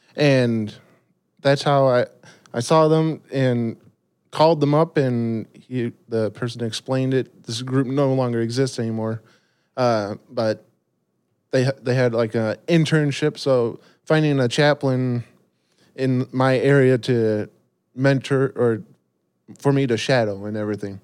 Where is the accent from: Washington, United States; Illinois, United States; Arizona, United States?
Illinois, United States; Rockford; born and raised in Rockford, Illinois